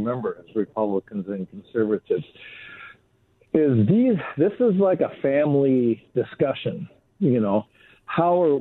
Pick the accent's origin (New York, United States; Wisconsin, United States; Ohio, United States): Wisconsin, United States; I grew up a boy in Wisconsin, spending my mornings riding my horse through the woods